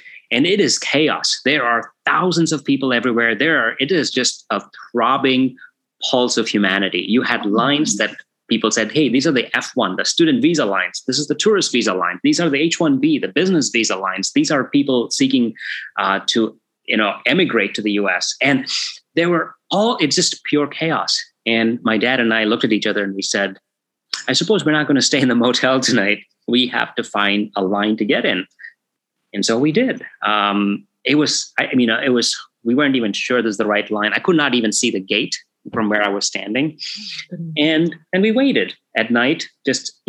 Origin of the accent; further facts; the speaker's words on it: Bangalore, Karnataka, India; moved away as an adult; Bangalore, my hometown